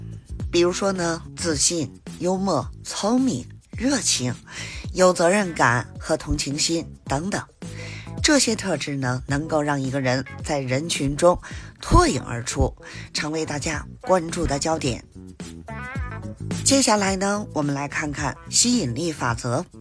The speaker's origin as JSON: {"language": "Chinese", "region": "Beijing", "country": "China", "said": "我是北京的…，新周愉快，咱们下期节目"}